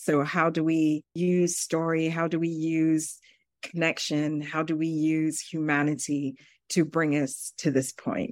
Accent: United Kingdom; moved away as an adult; also born or lived in Zambia; now in New York City, United States; I grew up in the United Kingdom. I was born in Zambia, which is a country in Southern Africa, and went to the U K as a three-year-old.

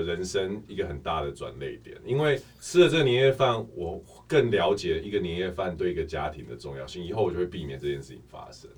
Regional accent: Canada; moved away as an adult; now in Taiwan; 我从小在加拿大念书

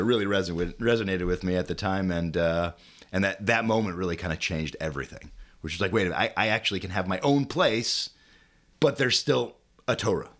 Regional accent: Chicago, Illinois, United States; I'm a uh, born and bred Chicagoan. Um, grew up here my uh, my whole life

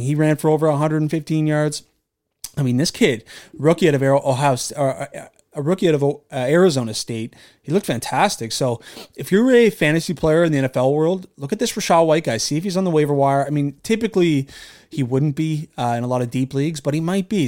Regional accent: Canada; being a Canadian

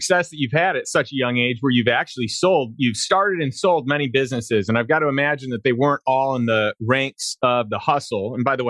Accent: Chicago, Illinois, United States; also born or lived in St. Louis; now in Austin, United States; I'm from Chicago originally, then moved to St. Louis

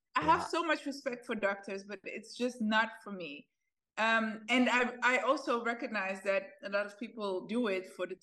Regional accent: Netherlands; also born or lived in Ethiopia; I was born in Ethiopia. My parents fled the country when I was 3 years old. We went to the Netherlands. That's where I lived for quite a long time. I grew up there.

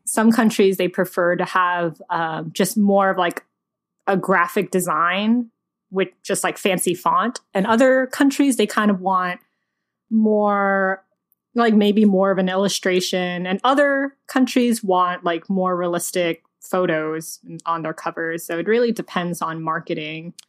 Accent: Georgia, United States; I'm from Georgia

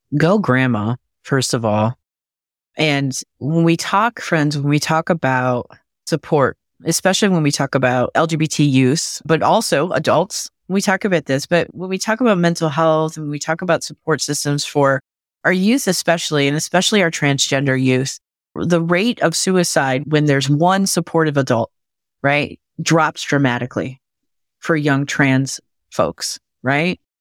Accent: Michigan, United States; my home state of Michigan

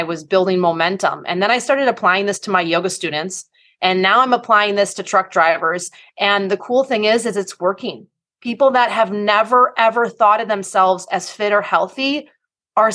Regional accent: Wisconsin, United States; I am from the Midwest. Go Team Wisconsin.

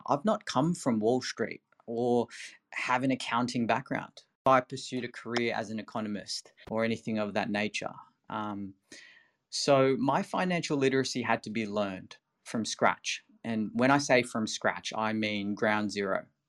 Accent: Philippines; moved away; I'm originally from the Philippines.

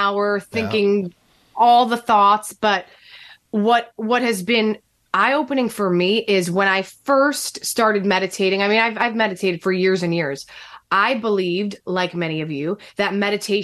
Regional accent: New Jersey, United States; born or raised there

